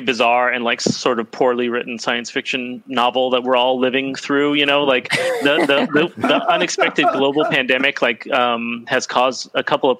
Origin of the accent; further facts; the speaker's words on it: United States; moved away; I grew up in the United States